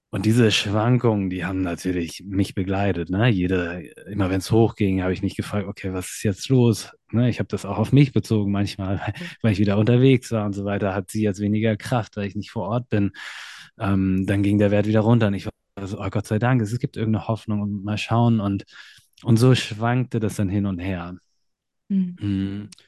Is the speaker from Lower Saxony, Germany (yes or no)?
yes; Hanover, Lower Saxony, Germany; ich komme ursprünglich aus Hannover